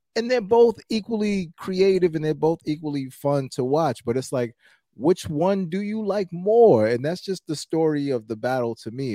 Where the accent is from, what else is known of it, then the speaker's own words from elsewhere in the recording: New York City, New York, United States; I'm from Brooklyn, so, you know, I'm from New York